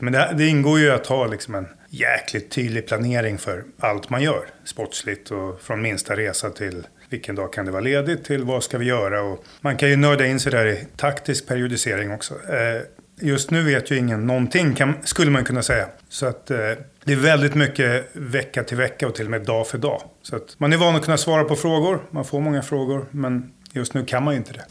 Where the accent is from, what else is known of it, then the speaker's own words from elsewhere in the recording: Stockholm, Stockholm County, Sweden; moved away as an adult; now in Jönköping, Sweden; Jag är ju från Stockholm från början. En förort, Jakobsberg, Söderhöjden.